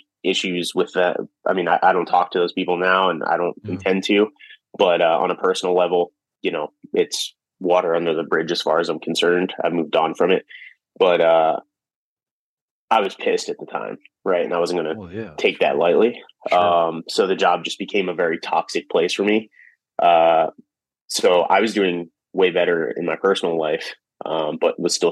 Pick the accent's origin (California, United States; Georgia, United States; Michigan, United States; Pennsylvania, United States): Pennsylvania, United States; Philadelphia; moved away as an adult; also born or lived in Orlando, Florida; now in Philadelphia, United States; I'm from Philly, but and I'm proud to be from Philly